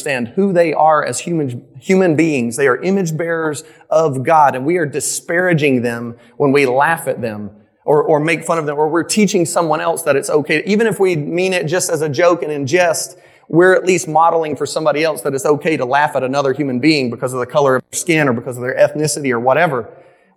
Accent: Midland, the South, United States; So I grew up in the South. I grew up in Midland. I grew up in like a real rural area

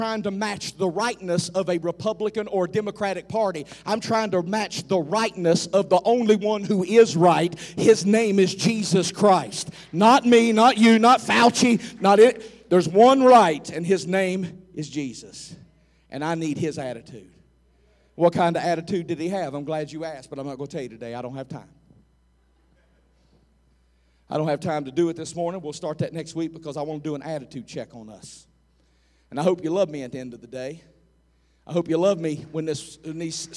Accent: United States; I'm an American

